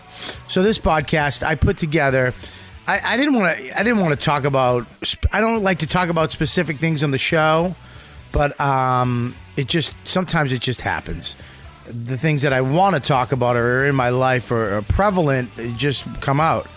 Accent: Boston, Massachusetts, United States; born or raised there; moved away

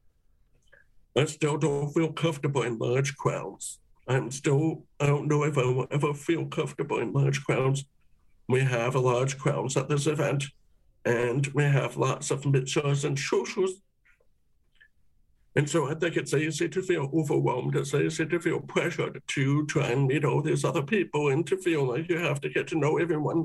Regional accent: Canada; us being Canadian

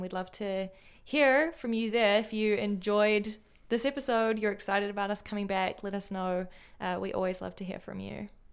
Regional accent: New Zealand; moved away; as a New Zealander overseas

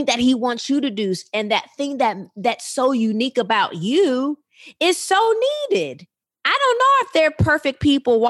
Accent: Rockford, Illinois, United States; that little girl in Rockford, Illinois, who grew up in church

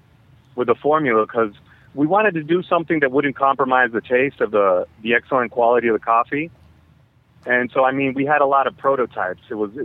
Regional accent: Dominican Republic; I'm from the Dominican Republic. That's where I'm at right now.

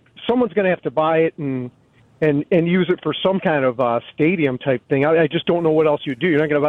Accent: Arlington Heights, Illinois, United States; also born or lived in Elk Grove Village; So I grew up in Arlington Heights.

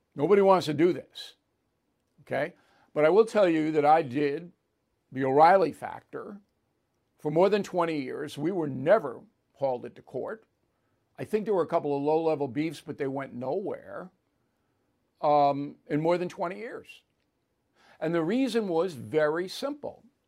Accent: United States; also born or lived in United Kingdom; I'm an American citizen

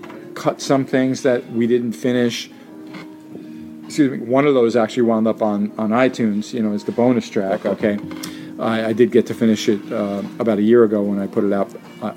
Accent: New York City, New York, United States; who I grew up with in Jackson Heights, where I lived then in Queens

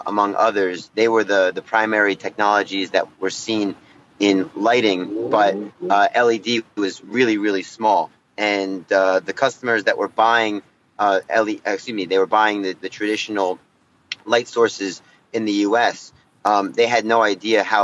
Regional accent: New Jersey, United States; moved away as an adult; also born or lived in New York City / Shanghai; So I'm from New Jersey originally.

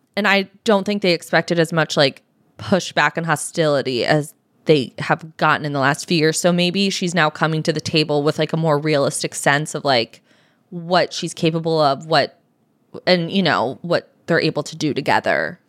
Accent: United States; I am an American

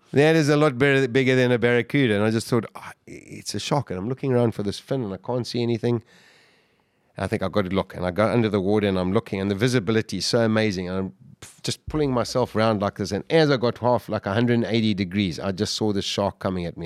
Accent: Durban, KwaZulu-Natal, South Africa; We were growing up in Durban, we surfed all the time.

